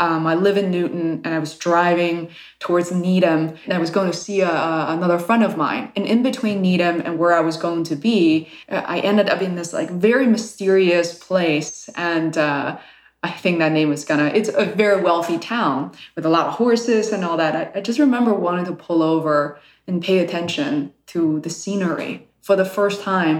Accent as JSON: {"language": "English", "region": "Beijing", "country": "China", "tie": "born or raised there", "moved": "yes", "said": "growing up in Beijing back in the 1980s"}